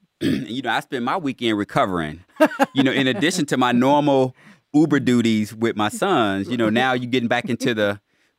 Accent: Midwest, United States; growing up in growing up in the Midwest.

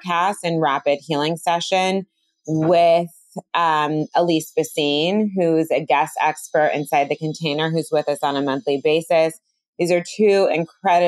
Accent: Bay Area, California, United States; I'm from the Bay Area

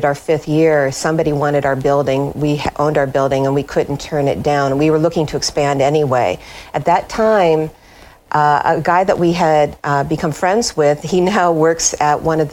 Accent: Iowa, United States; moved away as an adult; also born or lived in New Orleans, Louisiana / Bowling Green, Kentucky; now in Clarksville, United States; I come from Iowa

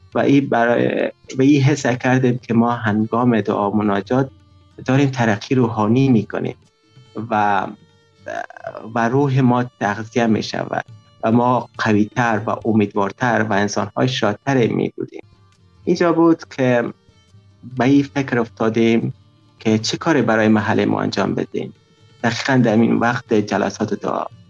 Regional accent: Afghanistan; now in Tajikistan; 21 سال سن دارم اهل افغانستان فعلا همچون مهاجر در تاجیکستان زندگی میکنیم

